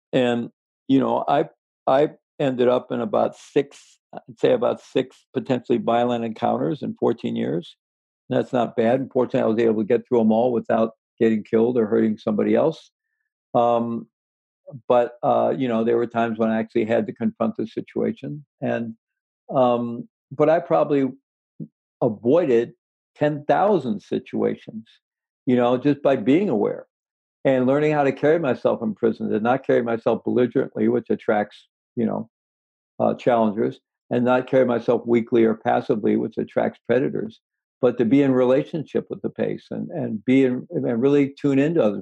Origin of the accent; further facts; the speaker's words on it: Missouri, United States; I was born in Missouri, you know, and I had good rational skeptical education in Missouri, the Show Me State.